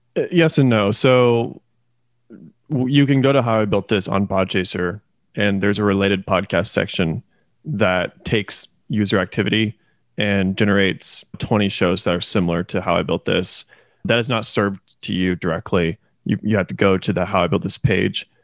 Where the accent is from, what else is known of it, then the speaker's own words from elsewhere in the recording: Indiana, United States; also born or lived in Kentucky; now in Oklahoma City, United States; I am originally from Indiana. I moved then to Kentucky, and now I live in Oklahoma City.